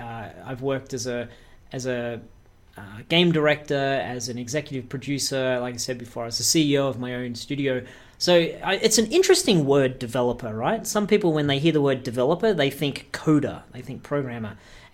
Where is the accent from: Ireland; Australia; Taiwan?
Australia; also born or lived in Canada; Yeah, that's right. I'm an Australian. But I've spent a lot of my professional career in North America, specifically in Canada.